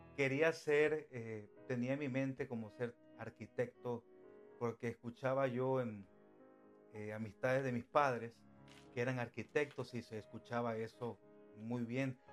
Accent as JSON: {"language": "Spanish", "town": "Cosamaloapan", "region": "Veracruz", "country": "Mexico", "tie": "born or raised there", "also_born_or_lived": "Mexico City, Mexico", "moved": "as an adult", "lives_now": "United States", "said": "soy mexicano. soy de de un estado de México que se llama Veracruz y vengo siendo de un municipio que se llama Cosamaloapan Cosamaloapan Veracruz, México. Y bueno, y nací ahí en Cosamaloapan pero me, parte de mi vida eh, la viví en, el Distrito Federal"}